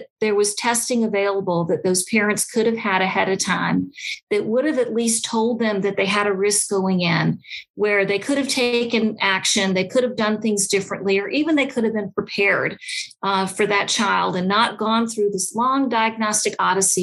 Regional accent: Atlanta, Georgia, United States; I grew up here in the Atlanta Jewish community

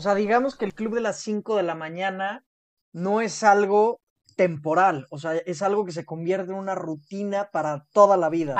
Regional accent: Mexico

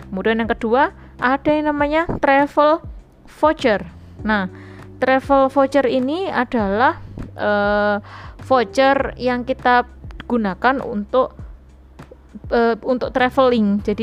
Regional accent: Surabaya, East Java, Indonesia; Jadi mungkin kita sebagai orang Surabaya kepengen melihat sesuatu yang tidak ada di Surabaya.

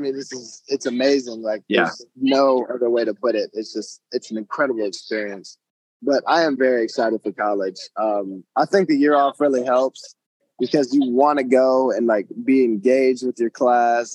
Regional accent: United States; I'm from America

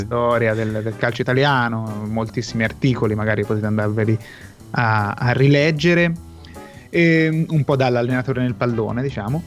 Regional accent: Tuscany, Italy; io sono toscano

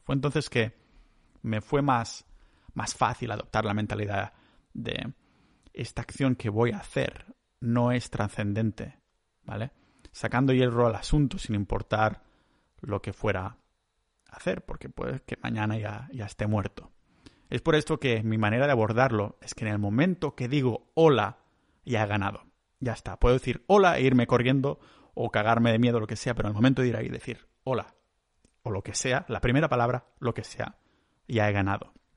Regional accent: Catalonia, Spain; soy un catalán

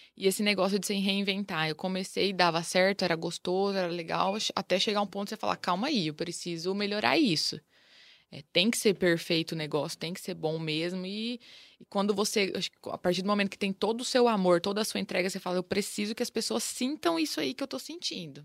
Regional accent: Ivinhema, Mato Grosso do Sul, Brazil; moved away as an adult; also born or lived in Lucélia, São Paulo / Campo Grande, Mato Grosso do Sul; Eu nasci em Lucélia e, e logo eles tinham acabado de se mudar para o interior do Mato Grosso do Sul, que é Ivinhema, a cidade. Então, criei na, em Ivinhema até os meus 18 anos

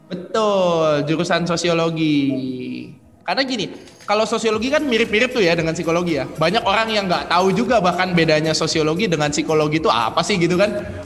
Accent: Central Java, Indonesia; Aku juga orang Jawa Tengah loh, Kak, BTW.

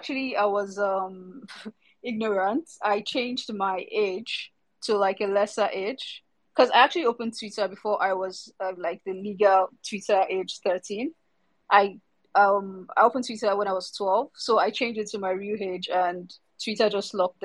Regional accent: Lagos, Nigeria; I'm from Nigeria, Africa. So yeah, from Lagos, Nigeria, currently. Leaving Lagos, Nigeria as well

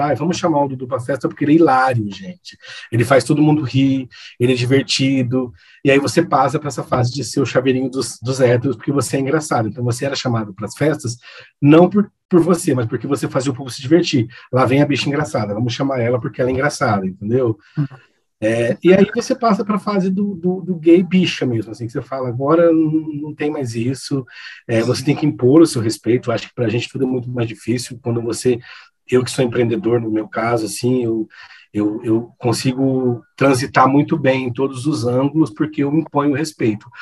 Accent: Campo Grande, Mato Grosso do Sul, Brazil; moved away as an adult; also born or lived in Assis, São Paulo; now in São Paulo, Brazil; nasci em Assis, interior de São Paulo, mas passei a minha infância e juventude toda em Campo Grande, Mato Grosso do Sul

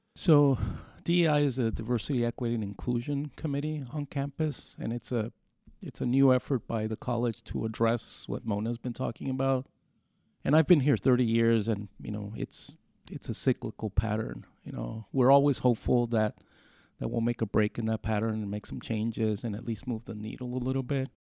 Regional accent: Mexico; now in United States; Mexico. which is where I was raised

